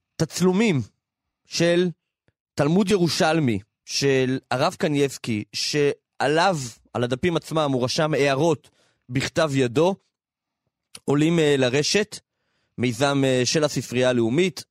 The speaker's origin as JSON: {"language": "Hebrew", "town": "Minsk", "country": "Belarus", "tie": "born or raised there", "also_born_or_lived": "Kfar Chabad", "moved": "yes", "lives_now": "Israel", "said": "בילדותי היינו במילסק"}